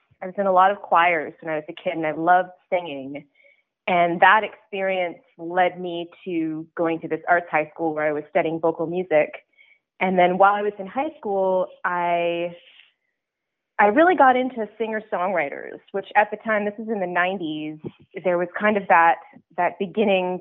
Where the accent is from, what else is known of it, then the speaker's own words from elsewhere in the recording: Ottawa, Ontario, Canada; moved away as an adult; now in Toronto, Canada; I grew up in Ottawa, and when I was growing up there, I went to an arts high school